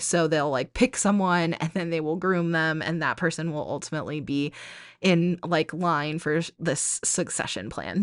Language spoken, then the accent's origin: English; New England, United States; now in Arizona, United States; I grew up in New England and now I live in Arizona